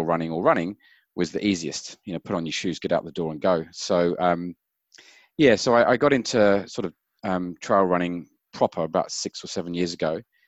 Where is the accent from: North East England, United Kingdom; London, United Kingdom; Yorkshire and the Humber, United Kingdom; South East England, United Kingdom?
South East England, United Kingdom; Brighton; moved away as an adult; also born or lived in Auckland / Wellington / Melbourne; now in Cambridge, New Zealand; So I grew up in the UK in a place called Brighton by the sea, and we live in the mighty Waikato in Cambridge.